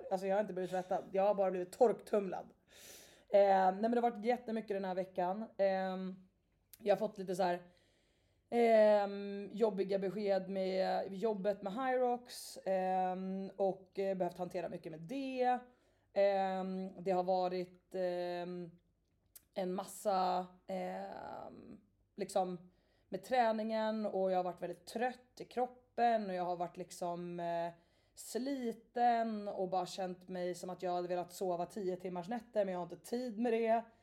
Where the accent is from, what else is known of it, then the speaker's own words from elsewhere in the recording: Stockholm, Stockholm County, Sweden; Till mitt försvar så är jag uppvuxen i Stockholm och uh, ja, man behör, jag har bott i Stockholms innerstad